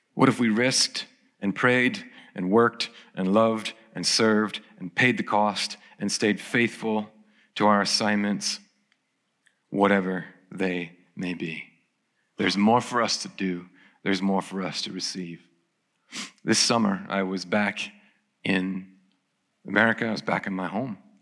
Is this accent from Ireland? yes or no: yes; Ireland; I turn up in my hometown